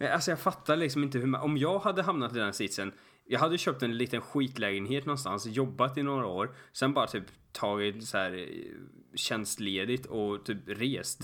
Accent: Sweden; jag var från Sverige

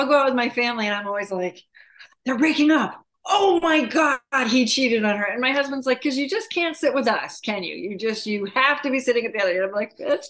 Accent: New England, United States; now in Arizona, United States; So summer vacations were Cape Cod, Nova Scotia, Maine, Martha's Vineyard, Block Island.

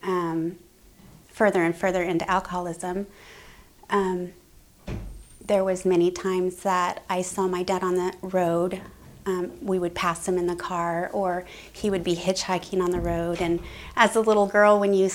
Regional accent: Grants Pass, Oregon, United States; I was born and raised in Grants Pass

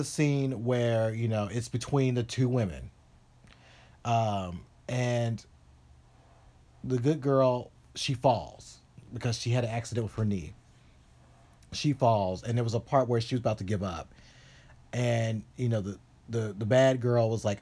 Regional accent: the South, United States; a confused gay kid growing up in the South in the 80s

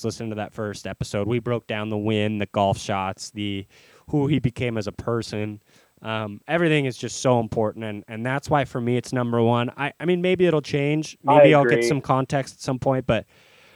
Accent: Seattle, Washington, United States; Growing up in Seattle

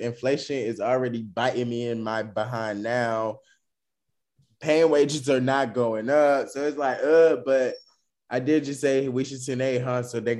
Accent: United States; As an American

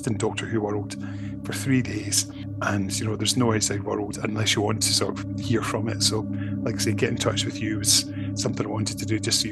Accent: Scotland, United Kingdom; sort of being friendly Scottish person

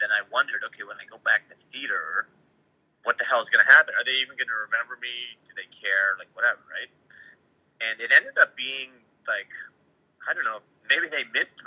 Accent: Canada; I'm Canadian

